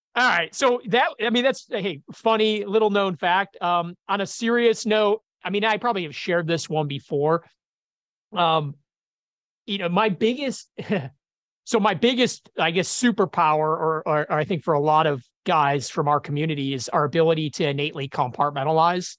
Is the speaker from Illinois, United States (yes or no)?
yes; Chicago, Illinois, United States; I grew up in Chicago, uh, blue collar community